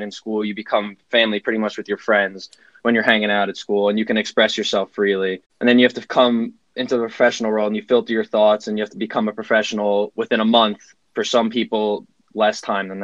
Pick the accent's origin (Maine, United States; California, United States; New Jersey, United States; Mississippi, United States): New Jersey, United States; Manalapan; also born or lived in Brooklyn, New York; raised in Manalapan, New Jersey, which is Central Jersey